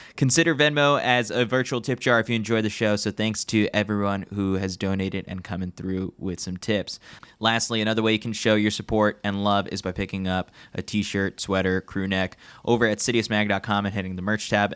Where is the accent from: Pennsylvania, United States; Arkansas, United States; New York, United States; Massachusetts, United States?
New York, United States; as a New Yorker